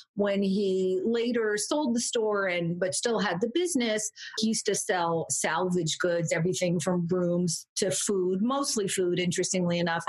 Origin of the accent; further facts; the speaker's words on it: California, United States; also born or lived in Orange County, California / San Francisco; I grew up in Orange County, California, for part of my childhood and also San Francisco, but California girl, born and bred, though I moved around a lot